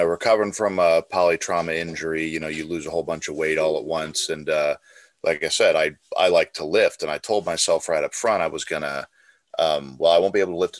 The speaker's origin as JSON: {"language": "English", "region": "Colorado", "country": "United States", "tie": "born or raised there", "also_born_or_lived": "Clarksville, Tennessee", "said": "I'm mostly from Colorado. I was born in Clarksville, Tennessee, when my dad was at the 101st Airborne."}